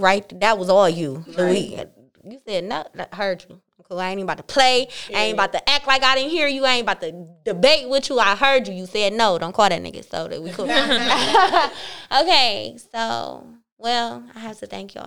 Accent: Cleveland, Ohio, United States; I'm from Cleveland

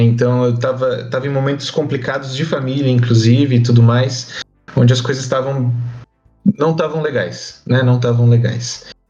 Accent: São Paulo, Brazil; now in Barueri, Brazil; Eu sou de São Paulo, natural de São Paulo. Moro na Grande São Paulo, na cidade de Barueri

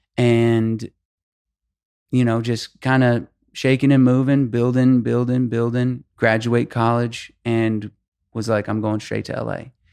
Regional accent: Albuquerque, New Mexico, United States; nineteen years old, I'm from Albuquerque, New Mexico.

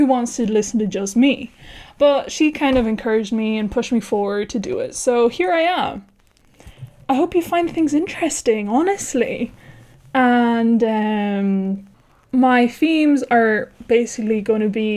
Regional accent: Ireland; accent: Irish; moved away as an adult; now in Spain; I am Irish, thus my weird accent

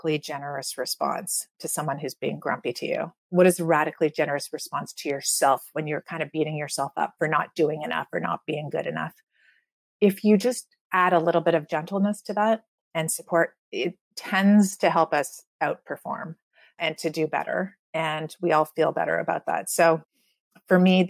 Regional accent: Canada; I grew up in Canada where you're supposed to be free.

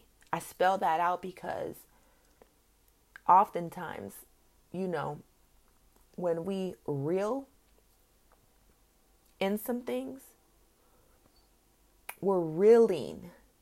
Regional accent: California, United States; moved away; my home state, California

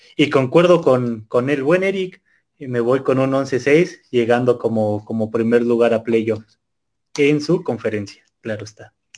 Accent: Mexico; todos los mexicanos

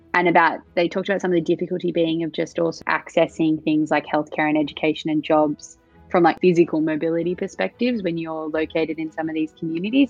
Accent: Australia; in Australia, people are very much like I'm Australian, but we also have a very multicultural

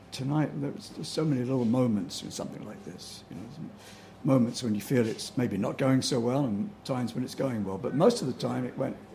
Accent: Bromley, London, United Kingdom; now in San Rafael, United States; Uh, in South London, Bromley, okay. in the county of Kent.

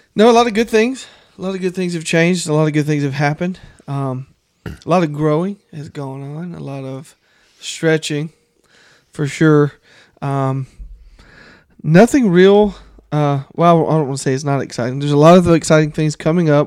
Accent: the South, United States; growing up in the South

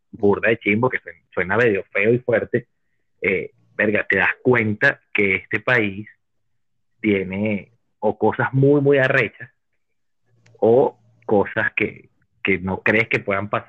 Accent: Cuba; now in United States; yo me vine de Cuba para venirme a morir aquí de una gripe.

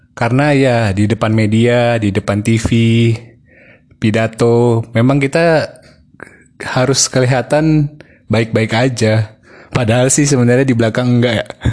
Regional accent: Bintan Island, Riau Islands, Indonesia; saya besar di Pulau Bintan

